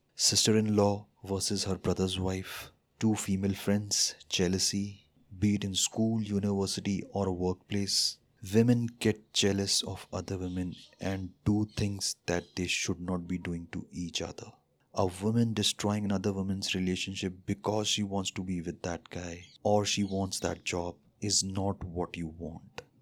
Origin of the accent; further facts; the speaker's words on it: India; as an Indian